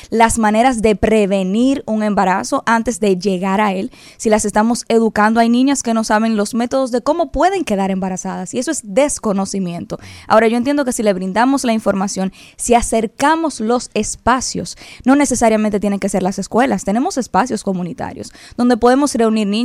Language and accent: Spanish; Dominican Republic; nosotros como dominicanos por el cambio lo vamos a respaldar.